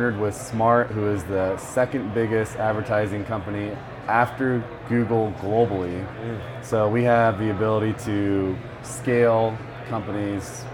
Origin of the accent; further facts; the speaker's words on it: Bay Area, California, United States; I'm Mexican-American, but I grew up in the Bay Area.